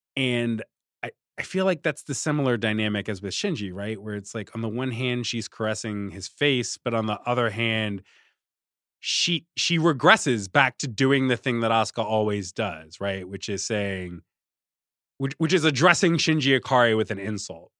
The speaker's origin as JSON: {"language": "English", "town": "Richmond", "region": "Virginia", "country": "United States", "tie": "born or raised there", "said": "I grew up in Richmond"}